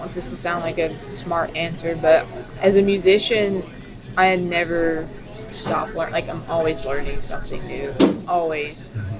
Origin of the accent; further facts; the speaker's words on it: Virginia, United States; moved away as an adult; also born or lived in Elizabethton, Tennessee; now in Washington, D.C., United States; coming from East Tennessee, a little old Elizabethan. That's where I lived for 10 years. I'm from Virginia, but I lived there going to college.